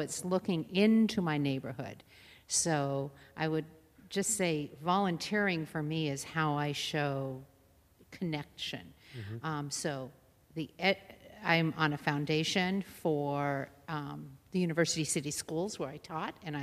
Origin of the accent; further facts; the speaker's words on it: San Diego, California, United States; I grew up in San Diego